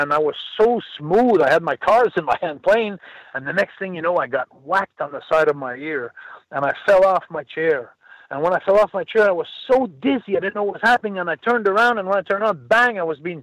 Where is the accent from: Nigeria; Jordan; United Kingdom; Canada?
Canada; Montreal, Quebec; from Montreal, my hometown.